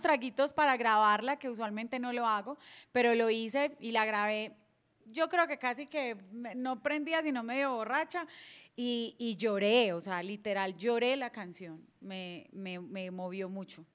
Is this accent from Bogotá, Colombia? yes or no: no; Apartadó, Antioquia, Colombia; also born or lived in Medellín; como buena paisa tengo que decir que soy emprendedora